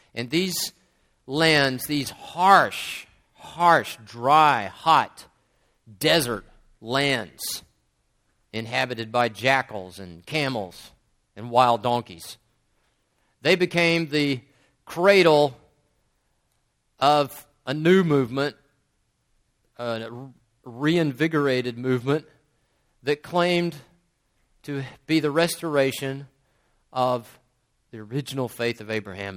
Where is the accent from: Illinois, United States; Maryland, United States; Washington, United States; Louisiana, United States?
Louisiana, United States; West Monroe; moved away as an adult; now in Turkey; I grew up in Louisiana